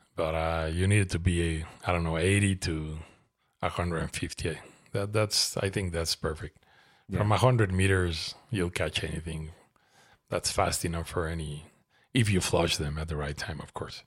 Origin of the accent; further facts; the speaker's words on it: Mexico City, Mexico; moved away as an adult; now in Toluca, Mexico; I grew up in Mexico City